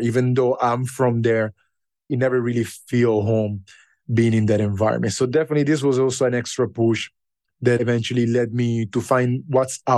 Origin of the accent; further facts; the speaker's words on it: Italy; moved away as an adult; now in Ghana; growing up in Italy